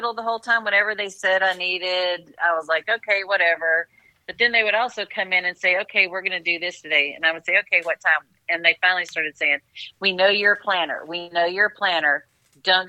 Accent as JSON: {"language": "English", "town": "Knoxville", "region": "Tennessee", "country": "United States", "moved": "as an adult", "lives_now": "Nashville, United States", "said": "I'm from Knoxville, so my family lives in Knoxville, but I've lived in Nashville for 35 years"}